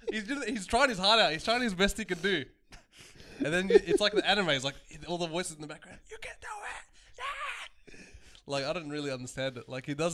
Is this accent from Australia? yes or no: yes; Australia; I can't believe I'm Australian.